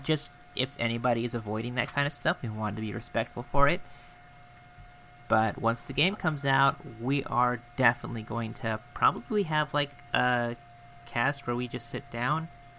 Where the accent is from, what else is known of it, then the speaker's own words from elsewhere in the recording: United States; because we are American.